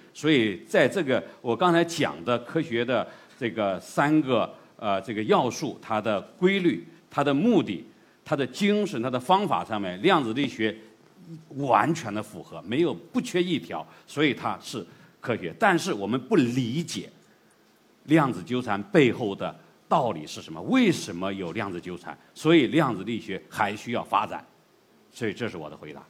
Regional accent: China; 我们中国人的东西

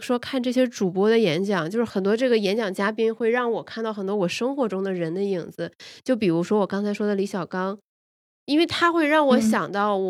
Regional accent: Shandong, China; born there; 就是因为可能是因为我在山东出生，所以徐小米的出现会让我特别的惊喜

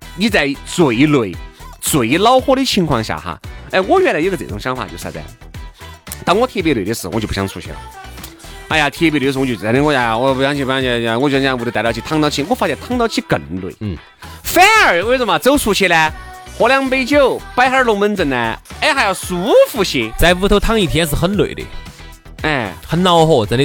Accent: China; 我们中国人这种做生意的这种尿性

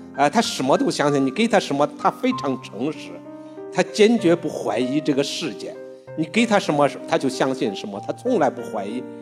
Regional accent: Henan, China; 这个村庄它是河南的一个村庄

